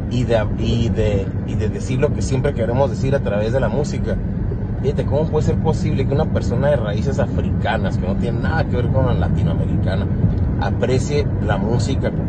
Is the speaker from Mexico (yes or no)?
yes; Mexico; Porque así somos los mexicanos, maricón y joto es una palabra denostante.